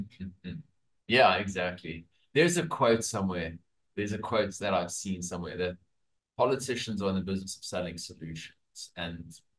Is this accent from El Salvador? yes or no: no; South Africa; now in Australia; I'm coming from South Africa